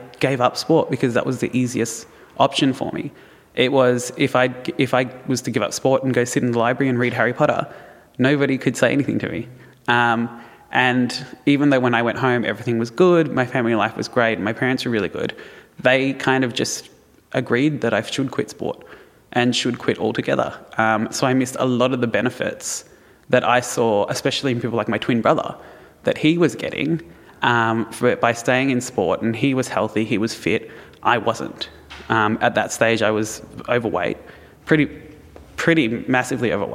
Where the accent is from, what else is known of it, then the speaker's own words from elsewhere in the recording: Melbourne, Victoria, Australia; I grew up in Melbourne, pretty affluent suburb, went to a fairly good Roman Catholic school